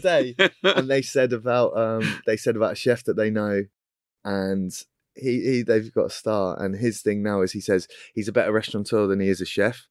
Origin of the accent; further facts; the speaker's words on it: Cornwall, South West England, United Kingdom; moved away as an adult; now in London, United Kingdom; I'm Cornish